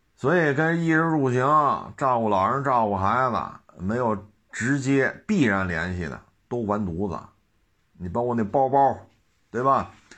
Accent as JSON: {"language": "Chinese", "country": "China", "said": "我们中国人"}